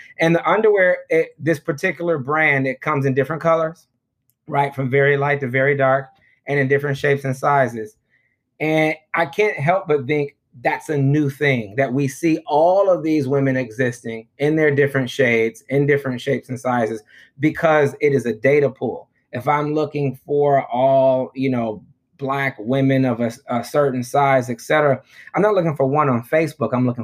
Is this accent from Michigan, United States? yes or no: yes; Detroit, Michigan, United States; moved away; also born or lived in Johannesburg, South Africa; my own neighborhood that I grew up in Detroit